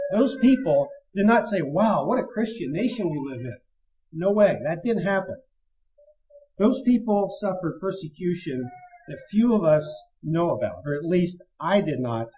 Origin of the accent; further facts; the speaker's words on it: United States; We as American citizens